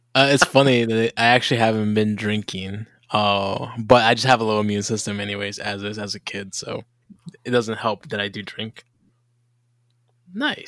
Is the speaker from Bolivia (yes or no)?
yes; Bolivia; we also have a dish in Bolivia